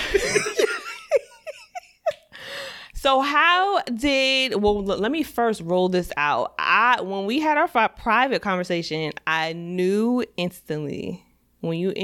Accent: Piscataway, New Jersey, United States; I come from Piscataway, New Jersey

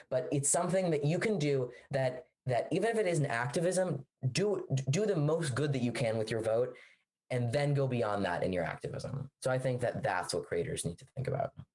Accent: Washington, District of Columbia, United States; I'm from Washington, D.C.

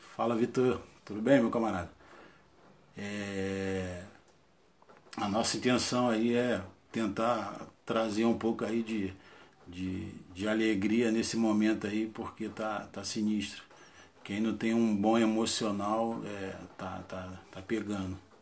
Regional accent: Rio de Janeiro, Brazil; casado, tenho dois filhos, Nascido e criado em Sepitiba, zona oeste do Rio

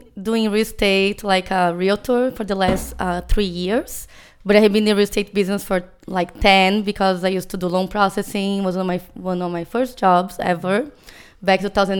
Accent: Brazil; accent: Portuguese; English is a second language; moved away as an adult; now in San Diego, United States; I'm from Brazil originally, and I've been living here for 20 years.

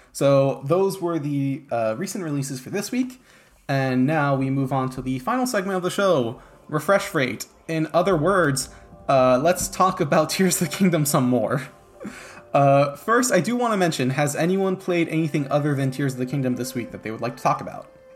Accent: France; I grew up in France

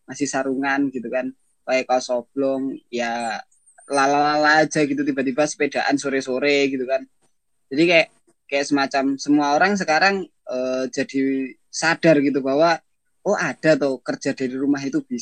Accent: Depok, West Java, Indonesia; misalnya saya dari Depok terus ke kantor di Jakarta

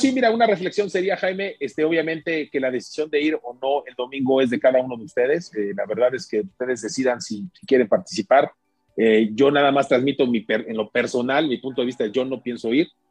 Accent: Mexico; como mexicanos

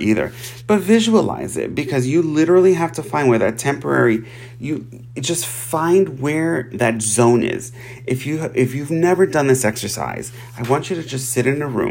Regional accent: New York, United States; I'm from New York

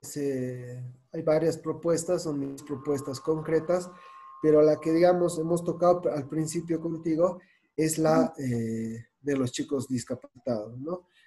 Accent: Bolivia; como muchos bolivianos

